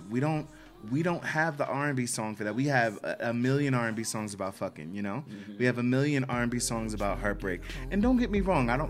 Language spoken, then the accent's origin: English; Silver Spring, Maryland, United States; Um, I'm originally from Silver Spring, Maryland, so that is a town right outside of DC. Um, those of us who are from that area just refer to it as the DMV area.